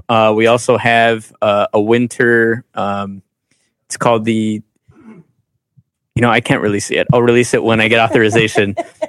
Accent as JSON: {"language": "English", "country": "United States", "said": "Like, well, I'm American and I'm also Latino."}